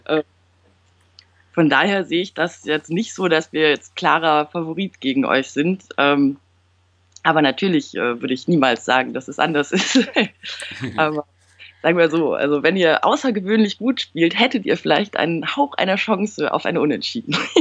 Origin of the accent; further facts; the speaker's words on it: Düsseldorf, North Rhine-Westphalia, Germany; Ich bin in Düsseldorf geboren und aufgewachsen